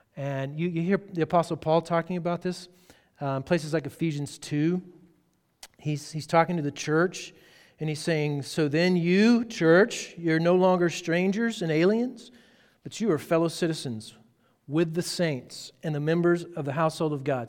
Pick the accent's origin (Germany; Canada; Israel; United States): United States; Texas; I'm from Texas.